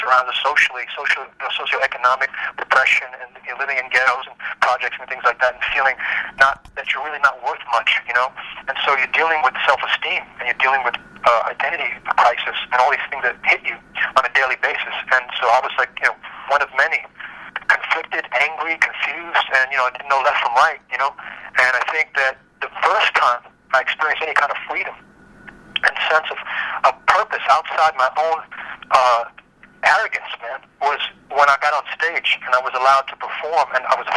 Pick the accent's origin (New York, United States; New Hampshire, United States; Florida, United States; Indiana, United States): New York, United States; New York City; moved away; I was born in Brooklyn. I was born in Coney Island Hospital in 1963